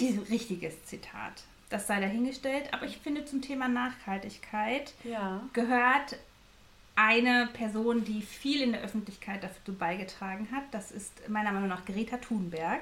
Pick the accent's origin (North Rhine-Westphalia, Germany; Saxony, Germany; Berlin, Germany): North Rhine-Westphalia, Germany; Dortmund; Also ich komme aus Dortmund, ich bin ein Dortmunder Mädchen